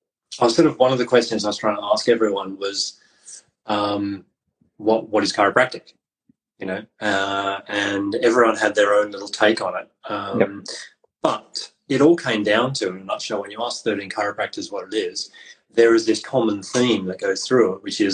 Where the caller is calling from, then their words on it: South West England, United Kingdom; So I'm calling from Cornwall, and with you being in Scotland, it's a very far-reaching chat.